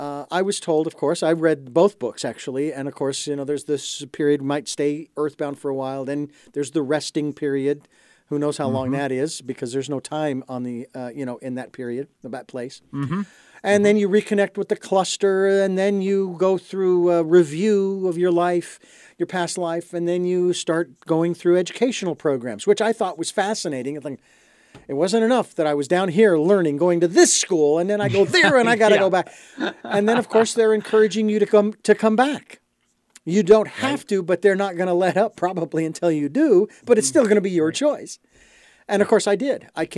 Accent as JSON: {"language": "English", "town": "Phoenix", "region": "Arizona", "country": "United States", "tie": "born or raised there", "said": "I was born and raised in Phoenix, Arizona, in the heart of suburbia"}